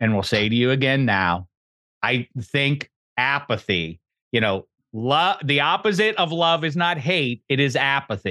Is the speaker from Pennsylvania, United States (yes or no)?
yes; Pittsburgh, Pennsylvania, United States; I'm from Pittsburgh